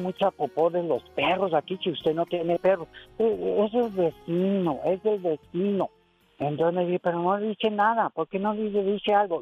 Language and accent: Spanish; Santa Maria, United States; first language English; Spanish is a second language; yo nací en Santa María